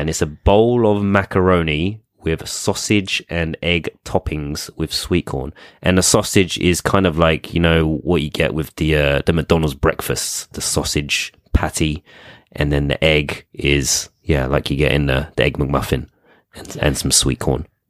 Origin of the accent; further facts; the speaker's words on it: United Kingdom; being British